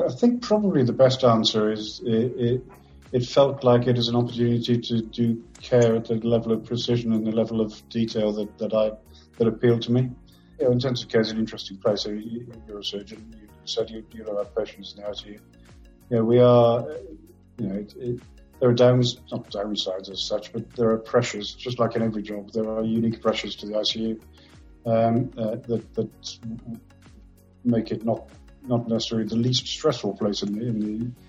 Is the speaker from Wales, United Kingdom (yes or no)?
yes; Wales, United Kingdom; So I'm from South Wales, where my folks are from South Wales Mining Valleys is my background, although I moved around quite a lot in my upbringing.